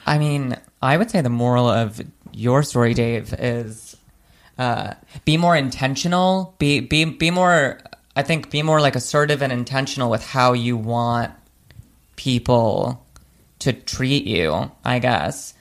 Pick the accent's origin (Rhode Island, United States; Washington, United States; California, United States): Rhode Island, United States; Providence; moved away as an adult; now in New York, United States; I started doing stand up in my hometown, which is Providence, Rhode Island